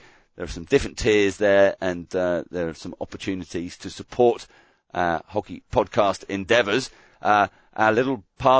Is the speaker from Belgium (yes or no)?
yes; Wallonia, Belgium; I'm from the French side of Belgium, you see.